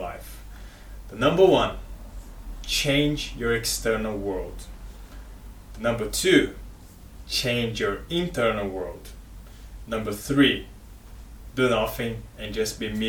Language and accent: English; Brazil; now in Australia; I am from Brazil, I live in Australia